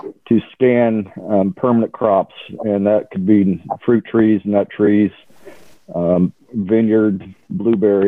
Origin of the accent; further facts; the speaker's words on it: Columbus, Indiana, United States; grew up in Columbus, Indiana, middle class all the way